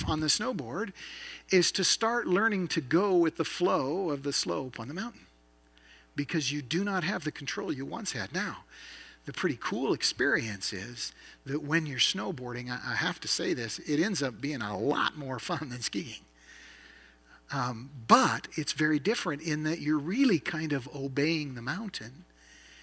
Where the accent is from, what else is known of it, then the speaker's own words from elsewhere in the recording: the Northwest, Pacific Northwest, United States; also born or lived in Idaho; I grew up in the Northwest, so I learned to ski when I was young